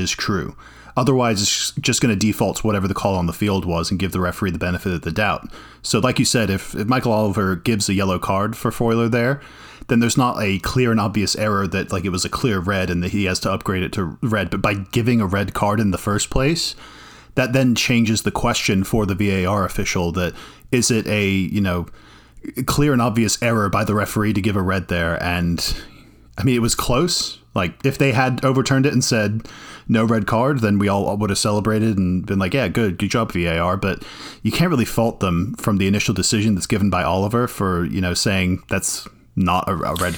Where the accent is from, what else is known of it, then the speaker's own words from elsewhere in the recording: Ireland; now in United States; I'm Irish